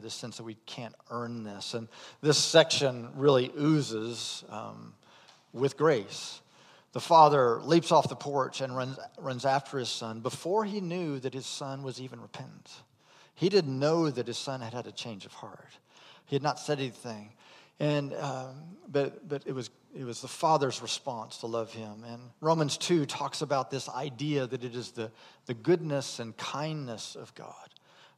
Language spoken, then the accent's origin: English; Indiana, United States; moved away as an adult; I'm from Indiana